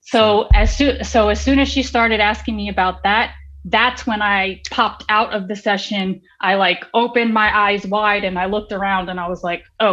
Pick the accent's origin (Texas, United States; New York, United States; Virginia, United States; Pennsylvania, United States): New York, United States; New York City; now in Florida, United States; I come from New York City. I come from Queens. I'm a city girl